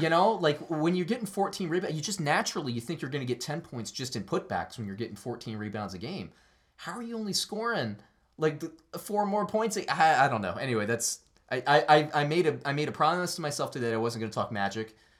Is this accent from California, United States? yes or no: no; Orlando, Florida, United States; our growing up in Orlando